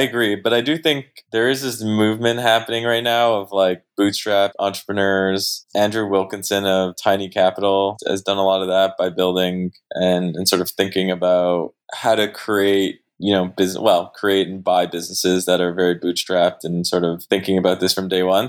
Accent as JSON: {"language": "English", "country": "Canada", "also_born_or_lived": "Montreal", "said": "I am Canadian"}